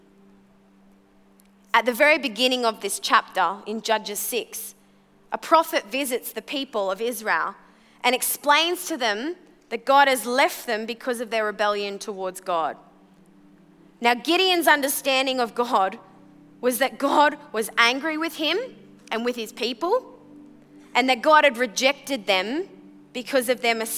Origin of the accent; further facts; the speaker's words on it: Brisbane, Queensland, Australia; also born or lived in Sunshine Coast; when I was 14 years old, we moved from from Brisbane to the Sunshine Coast